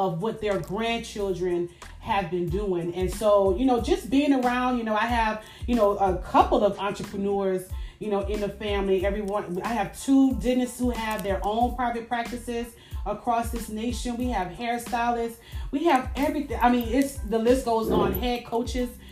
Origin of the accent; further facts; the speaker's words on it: New Orleans, Louisiana, United States; I am originally from New Orleans. Born and raised